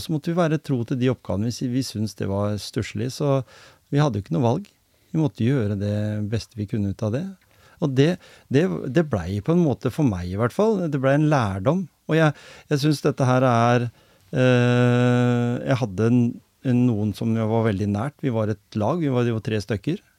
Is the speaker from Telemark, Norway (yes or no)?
yes; Grenland, Telemark, Norway; Jeg kom jo fra Grenland